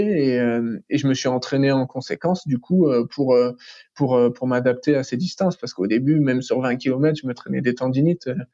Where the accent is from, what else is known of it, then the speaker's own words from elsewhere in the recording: France; je suis français